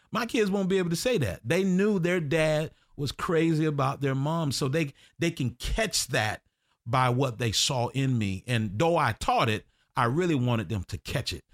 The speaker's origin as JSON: {"language": "English", "town": "Orlando", "region": "Florida", "country": "United States", "tie": "born or raised there", "said": "I grew up in Tangelo"}